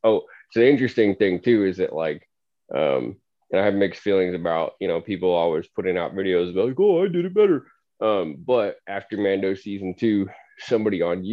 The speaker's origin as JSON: {"language": "English", "town": "Missoula", "region": "Montana", "country": "United States", "said": "from Missoula, where we're from"}